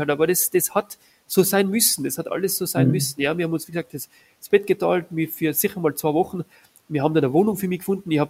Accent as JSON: {"language": "German", "town": "Innsbruck", "region": "Tyrol", "country": "Austria", "said": "Das war so die Zeit zwischen genau dem, der Matura und eben dem, dem Bundesheer. Und da gibt es bei uns in Innsbruck äh, die älteste Konditorei äh, Tirols"}